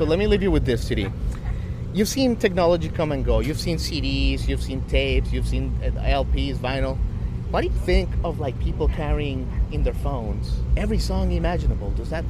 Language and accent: English; Miami, Florida, United States; now in Nashville, United States; I'm from Miami and I live in Nashville.